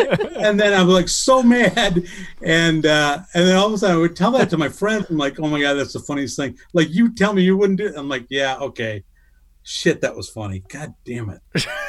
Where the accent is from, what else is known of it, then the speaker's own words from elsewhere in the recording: Ireland; Cause as I said, I'm Irish.